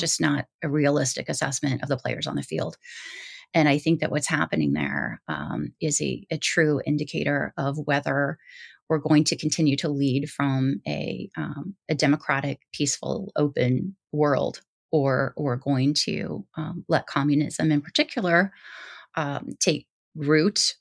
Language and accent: English; Midwest, United States; I was raised in the Midwest